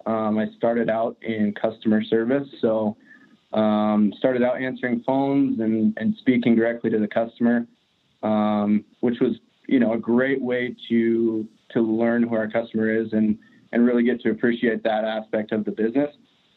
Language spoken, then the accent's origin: English; Glendive, Montana, United States; born or raised there